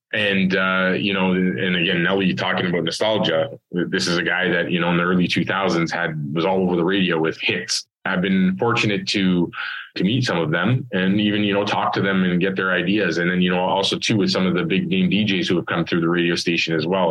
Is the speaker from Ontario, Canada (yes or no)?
yes; Toronto, Ontario, Canada; I'm Scarborough born and raised.